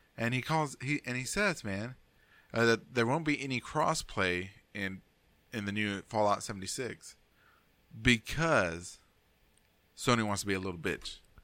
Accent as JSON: {"language": "English", "country": "United States", "said": "I'm American, man. I'm a big American"}